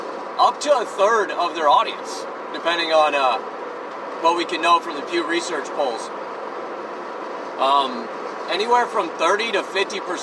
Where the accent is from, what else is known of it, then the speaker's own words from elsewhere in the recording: United States; we're in America, we're all American